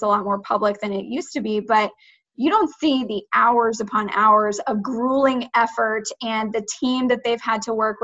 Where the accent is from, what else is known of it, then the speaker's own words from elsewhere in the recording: Gwinnett County, Georgia, United States; also born or lived in Snellville, Georgia / Lawrenceville, Georgia; I grew up in Gwinnett. So I started in Snellville, fourth grade, moved to Lawrenceville